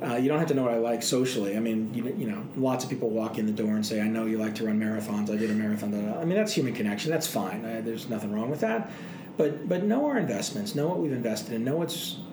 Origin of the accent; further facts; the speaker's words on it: Dallas, Texas, United States; also born or lived in Boston, Massachusetts; now in Boulder, United States; I grew up in Dallas